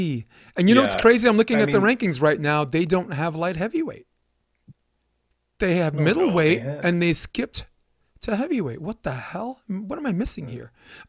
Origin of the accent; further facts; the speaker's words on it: New York City, New York, United States; I'm a New Yorker. Yeah. You know, I'm a kid from New York. So, you know, and I was once poor and now I'm making money.